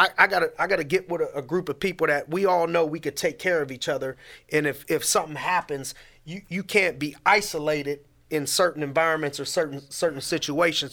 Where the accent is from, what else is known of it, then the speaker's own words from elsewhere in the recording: Youngstown, Ohio, United States; also born or lived in Erie, Pennsylvania; born and raised in Youngstown, Ohio